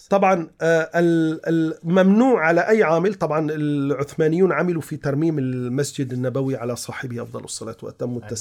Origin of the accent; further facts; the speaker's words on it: Istanbul, Turkey; ما زال متوارثا الى الان عندنا في تركيا في آه، اسطنبول يوجد مكان اسمه الخرقة الشريفة